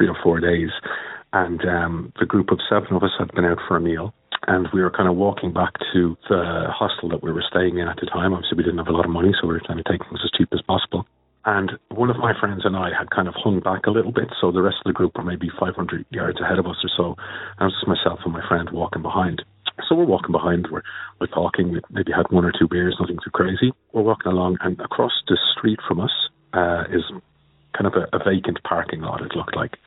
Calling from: Dublin, Leinster, Ireland; I'm calling from Dublin in Ireland.

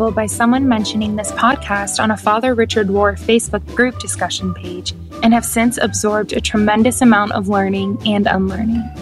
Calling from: Tumbarumba, New South Wales, Australia; from Tumbiumbi in New South Wales, Australia.

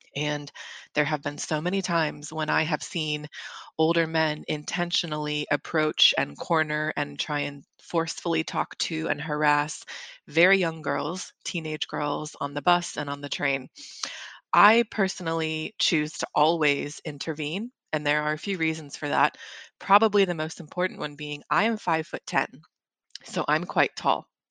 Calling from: London, United Kingdom; moved away; I am calling you from London, England

